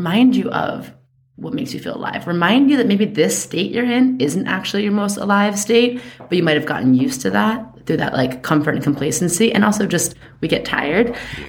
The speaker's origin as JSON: {"language": "English", "region": "New York", "country": "United States", "said": "I see something, I say something. I'm a New Yorker."}